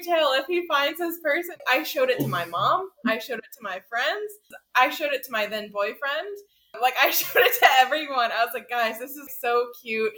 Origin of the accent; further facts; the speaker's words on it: the South, United States; we're from the South and it's very much a Southern mindset